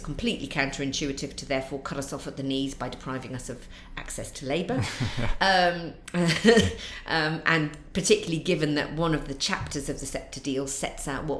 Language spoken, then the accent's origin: English; North East England, United Kingdom; accent: Mackem; And Durham doesn't have a really strong accent, but it has got quite a strong dialect.